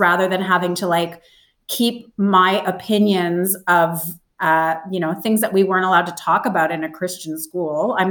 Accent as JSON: {"language": "English", "country": "Canada", "tie": "born or raised there", "moved": "yes", "lives_now": "Australia", "said": "I grew up in Canada. I live in Australia."}